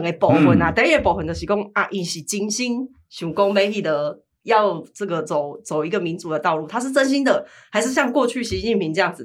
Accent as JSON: {"language": "Chinese", "country": "Taiwan", "tie": "born or raised there", "said": "我们这一代台湾的年轻人，我们从小就在台湾长大，土生土长"}